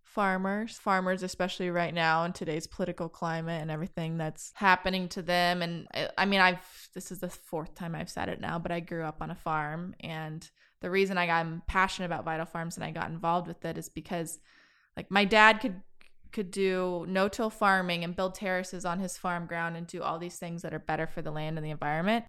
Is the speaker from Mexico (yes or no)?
no; Kansas, United States; now in Austin, United States; growing up in Kansas, there was no, there's no opportunity to rock climb